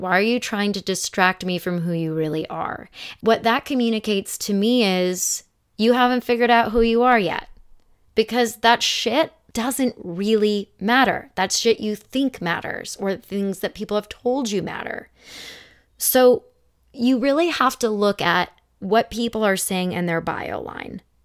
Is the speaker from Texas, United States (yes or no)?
no; Phoenix, Arizona, United States; moved away as an adult; now in Los Angeles, United States; I'm from Phoenix, but I've lived here for sixteen years.